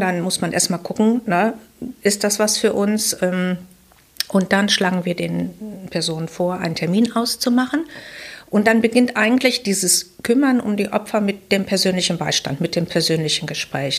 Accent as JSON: {"language": "German", "town": "Wuppertal", "region": "North Rhine-Westphalia", "country": "Germany", "tie": "born or raised there", "said": "ich bin geboren in Wuppertal. Ich habe die Schule in Wuppertal besucht"}